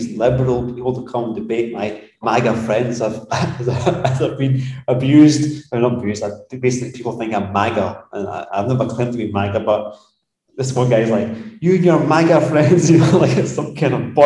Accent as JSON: {"language": "English", "region": "Scotland", "country": "United Kingdom", "moved": "yes", "said": "I'm a Scotsman"}